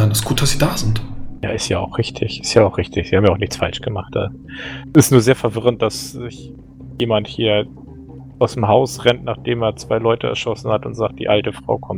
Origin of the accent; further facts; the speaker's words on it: Poland; Klar, was, ich komme aus Polen.